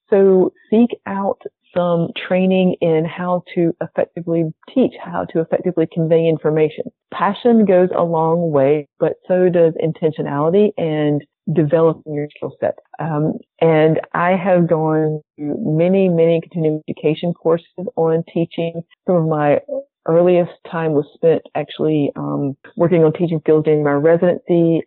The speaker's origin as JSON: {"language": "English", "region": "the South", "country": "United States", "accent": "southern", "said": "my southern accent"}